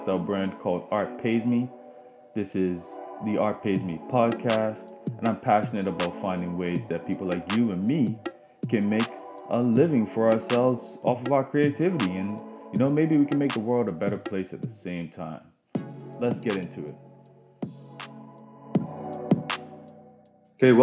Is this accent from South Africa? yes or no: no; Bermuda; moved away; I'm actually from Bermuda originally